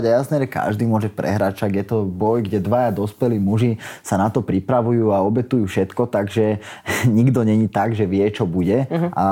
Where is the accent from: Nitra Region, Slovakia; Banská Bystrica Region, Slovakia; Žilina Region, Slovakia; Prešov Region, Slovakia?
Nitra Region, Slovakia; Nové Zámky; môj ocino, on býva v mojom rodnom meste, odkiaľ pochádzam z Nových zámkov